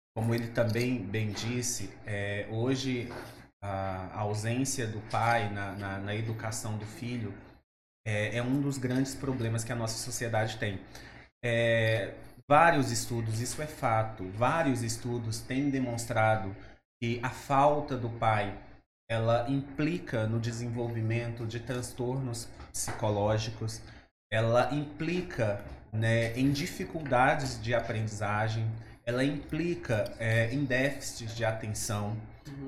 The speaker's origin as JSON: {"language": "Portuguese", "region": "interior of Maranhão", "country": "Brazil", "tie": "born or raised there", "said": "eu sou do interior do Maranhão, um povoado, na verdade, muito pequeno"}